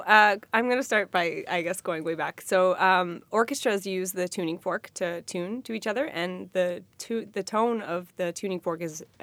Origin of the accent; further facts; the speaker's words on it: Canada; But we, because we're Canadian